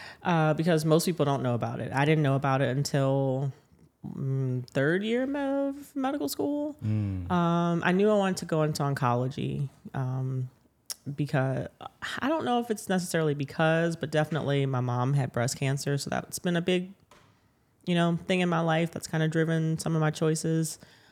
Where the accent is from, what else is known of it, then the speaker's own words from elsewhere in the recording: New Orleans, Louisiana, United States; Yeah, so I am from New Orleans, born and raised, and I'm a radiation oncologist here at a hospital system.